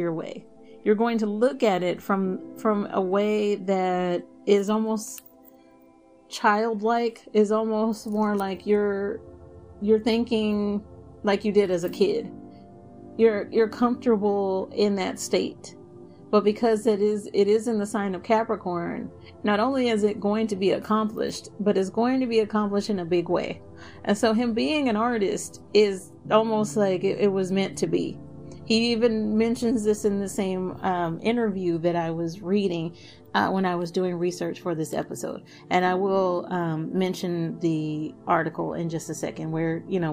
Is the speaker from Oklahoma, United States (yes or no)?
no; Dallas, Texas, United States; moved away; I am originally from Dallas